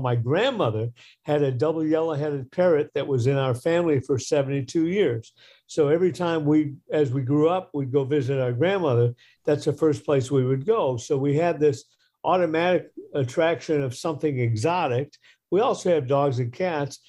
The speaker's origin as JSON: {"language": "English", "town": "Detroit", "region": "Michigan", "country": "United States", "tie": "born or raised there", "said": "I grew up in the Midwest. I grew up in Detroit"}